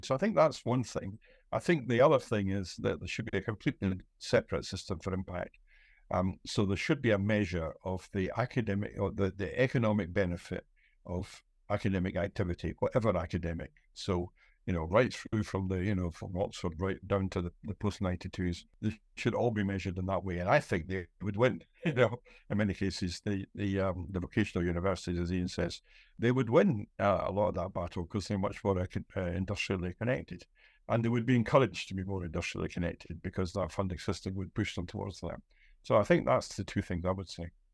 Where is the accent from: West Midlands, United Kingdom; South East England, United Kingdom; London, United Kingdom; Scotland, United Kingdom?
Scotland, United Kingdom